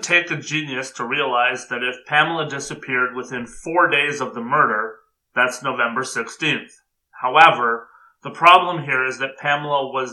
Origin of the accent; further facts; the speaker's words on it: Oshawa, Ontario, Canada; I grew up in Oshawa